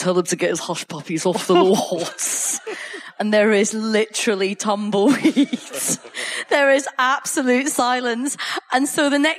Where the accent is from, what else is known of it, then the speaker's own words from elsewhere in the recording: Coatbridge, Scotland, United Kingdom; now in London, United Kingdom; I grew up in Coatbridge